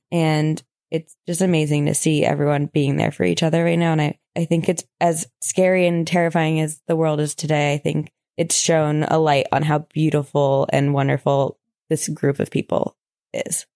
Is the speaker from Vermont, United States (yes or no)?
yes; Vermont, United States; I'm a loser from Vermont.